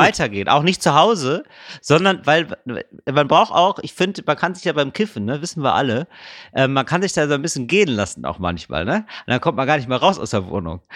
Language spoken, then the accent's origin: German; Geldern, North Rhine-Westphalia, Germany; ich bin aufgewachsen in Geldern, nahe der holländischen Grenze